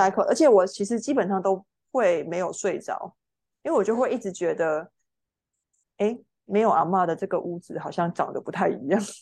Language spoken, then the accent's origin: Chinese; Meinong, Kaohsiung, Taiwan; moved away as an adult; also born or lived in Taichung / northern Taiwan; 从小住到，呃，大学就是考到台中的学校嘛